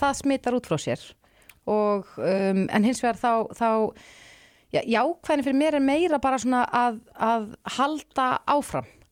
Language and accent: Icelandic; Reykjavík, Capital Region, Iceland; elst upp í mjög góðu yfirleiti þarna Já. í bregaldinu sem var bara dásamlegur staður að alast upp á